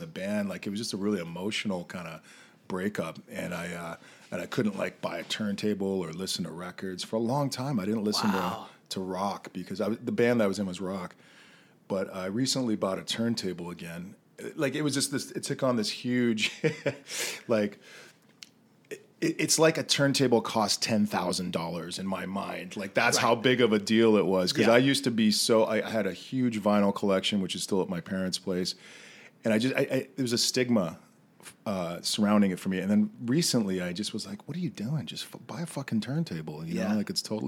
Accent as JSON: {"language": "English", "region": "Western Canada", "country": "Canada", "tie": "born or raised there", "said": "growing up in Western Canada"}